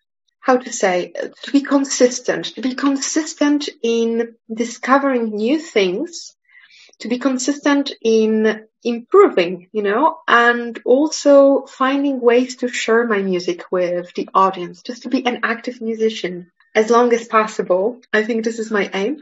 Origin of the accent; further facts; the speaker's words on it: Poland; English is a second language; moved away as an adult; also born or lived in Manchester / Geneva; I was born here in Poland and I spent most of my study time here before I went to the university in Manchester and then to Geneva